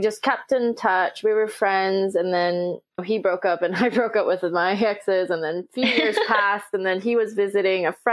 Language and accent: English; Los Angeles, California, United States; also born or lived in Seoul, South Korea; I moved to Los Angeles when I was seven